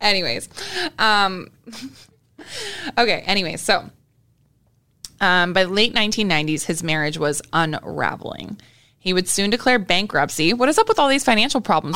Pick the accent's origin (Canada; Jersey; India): Canada; I am from Canada